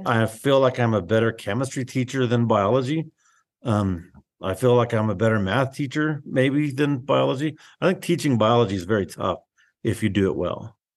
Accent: Globe, Arizona, United States; moved away as an adult; also born or lived in Salome, Arizona / South Phoenix, Arizona; now in Willcox, United States; I grew up outside of Globe on the way to Roosevelt Lake

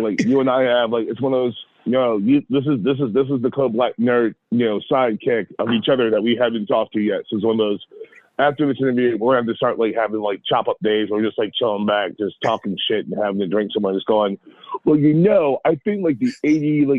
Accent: Baltimore, Maryland, United States; born and raised in Baltimore City, grew up on Liberty Heights.

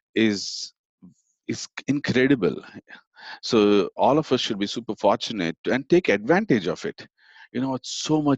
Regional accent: Chennai, Tamil Nadu, India; moved away as an adult; also born or lived in Oklahoma; now in United States; I grew up in India in a town called, or a city called Chennai.

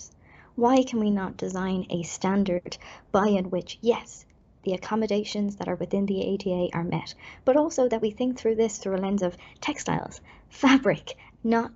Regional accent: Ireland; as an Irish person

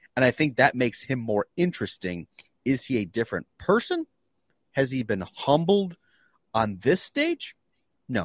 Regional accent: Canandaigua, New York, United States; born or raised there; moved away

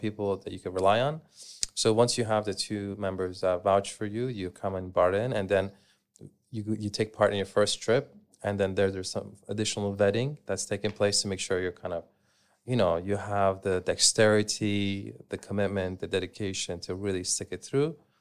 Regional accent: Canada; moved away as an adult; I grew up in Canada, and growing up, I would go, uh, camping with my family.

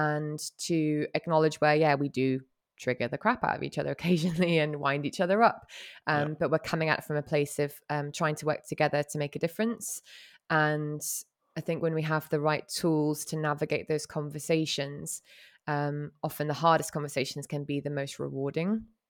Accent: Hong Kong; growing up in Hong Kong

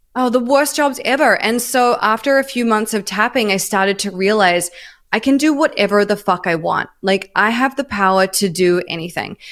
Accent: New Zealand; moved away as an adult; also born or lived in Melbourne, Australia / New York, United States; now in Los Angeles, United States; I'm from New Zealand originally

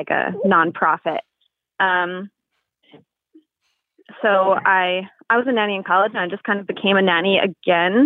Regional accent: Lakewood, New Jersey, United States; now in Monmouth County, United States; I grew up in Lakewood

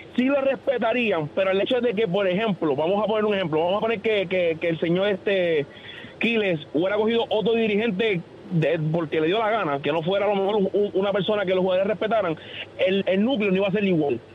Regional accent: Puerto Rico; como puertorriqueño

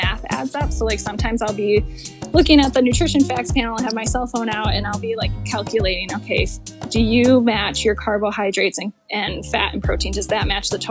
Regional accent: East Lansing, Michigan, United States; my college that was in my hometown, Michigan State University

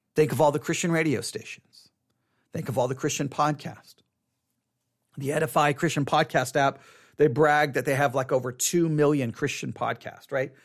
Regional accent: Buffalo Gap, Texas, United States; I grew up in Buffalo Gap, Texas. Grew up in Buffalo Gap, Texas.

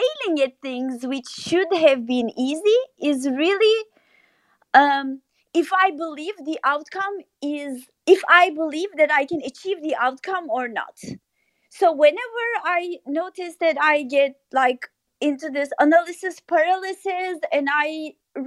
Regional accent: Turkey; moved away as an adult; also born or lived in New York / Paris; I grew up in Turkey

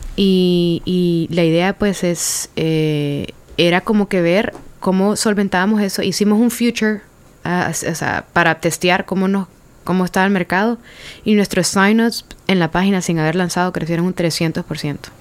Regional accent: Honduras; moved away; also born or lived in San Pedro Sula / United States; Soy la primera hondureña

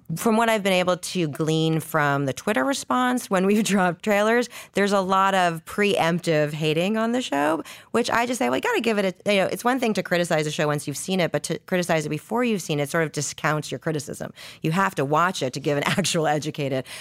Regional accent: Canada; I, I'm and from Canada.

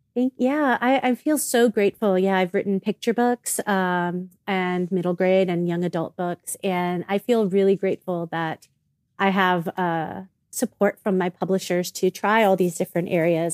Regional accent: South Florida, United States; I was born and raised in South Florida

